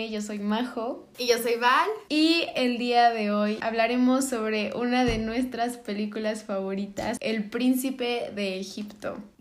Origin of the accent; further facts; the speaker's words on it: Mexico; esta película yo la vi de chiquita, o sea, y como mexicana, o sea, ya sé que tú también, pero como mexicana, yo la vi en español